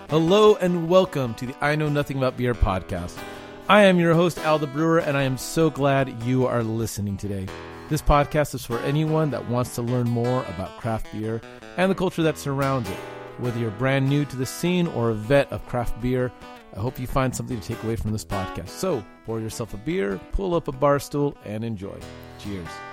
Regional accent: Long Beach, California, United States; moved away as an adult; also born or lived in Malibu, California; now in Texas, United States; I grew up in the Long Beach area

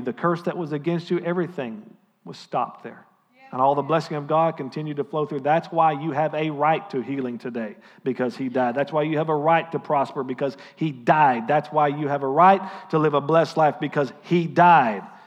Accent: United States; as your pastor and as an American

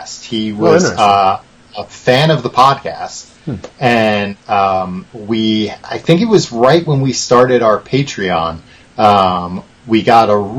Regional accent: Long Island, New York, United States; I am originally from Long Island. So I'm from about, you know, an hour east of Brooklyn

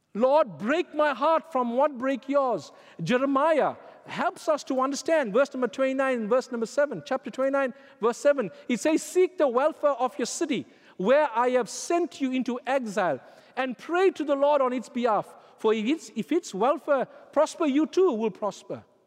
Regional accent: South Africa; when I was growing up in South Africa

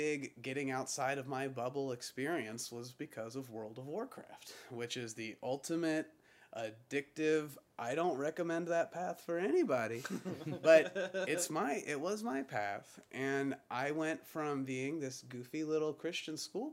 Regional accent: Pensacola, Florida, United States; I'm from Pensacola

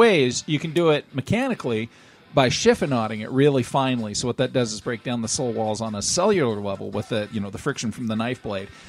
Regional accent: Southern California, United States; accent: Southern California; my Southern California accent

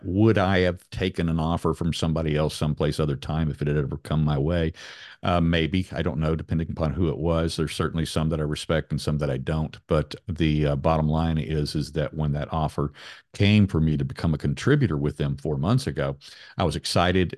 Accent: Raleigh, North Carolina, United States; my hometown of Raleigh, North Carolina, where I'm sitting right now

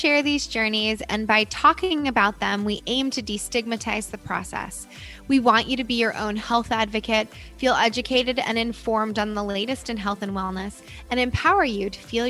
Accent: Northeast, United States; now in Southern California, United States; I grew up in the Northeast

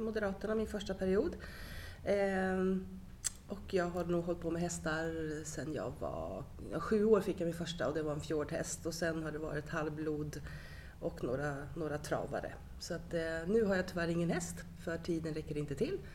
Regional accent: Östergötland, Sweden; jag är från Östergötland

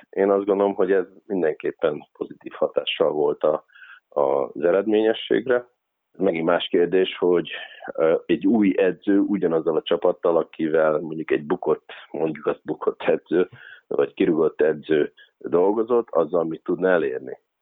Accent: Körmend, Vas, Hungary; moved away as an adult; Körmend, ö, az a hely, ahol, ahol megkaptam azt a lehetőséget, hogy egyáltalán mai napon ismernek. Tehát, ö, ö, ott nőttem fel

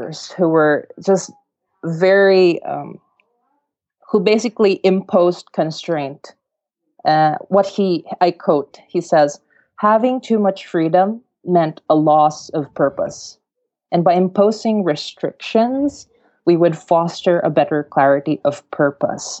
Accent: Mindanao, Philippines; I come from the south of the Philippines, so in this island called Mindanao. And where I'm from, I come from humble origins.

